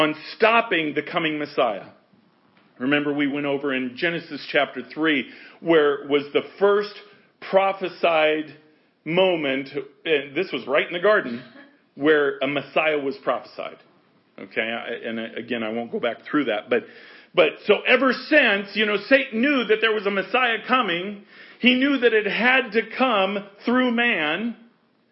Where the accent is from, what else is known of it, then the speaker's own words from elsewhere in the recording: United States; we're American.